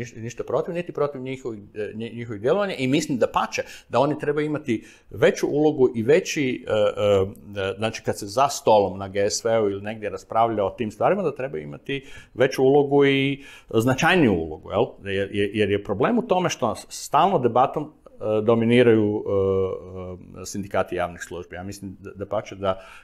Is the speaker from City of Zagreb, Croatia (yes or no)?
yes; Zagreb, City of Zagreb, Croatia; kad sam rođen e, u Sigetu i proveo prvih 25 godina, 23, 24 godine života u Sigetu